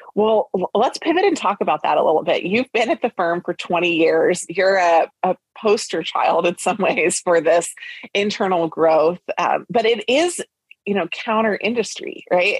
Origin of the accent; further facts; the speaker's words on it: Lancaster, Pennsylvania, United States; I grew up in Lancaster, Pennsylvania